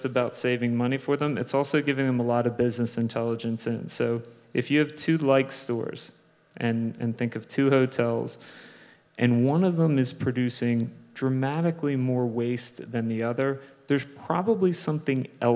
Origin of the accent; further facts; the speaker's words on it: Philadelphia, Pennsylvania, United States; moved away as an adult; I grew up in Philadelphia